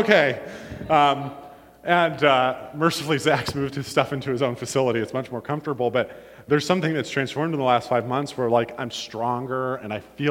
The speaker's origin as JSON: {"language": "English", "town": "Warren", "region": "Ohio", "country": "United States", "tie": "born or raised there", "also_born_or_lived": "Illinois", "moved": "as an adult"}